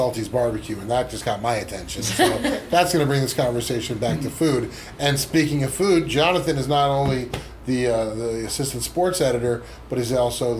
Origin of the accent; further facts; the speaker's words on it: Florida, United States; moved away as an adult; now in Bakersfield, United States; I'm from Florida originally